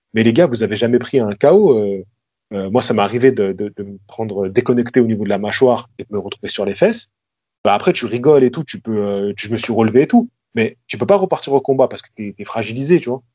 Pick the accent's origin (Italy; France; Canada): France; Lyon, Auvergne-Rhône-Alpes; moved away as an adult; also born or lived in Vaulx-en-Velin; now in Marseille, France; je suis, de Lyon à la base